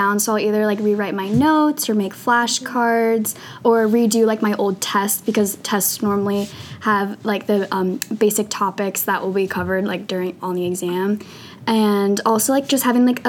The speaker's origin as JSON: {"language": "English", "town": "Malvern", "region": "Pennsylvania", "country": "United States", "said": "I'm a senior from Malvern, Pennsylvania"}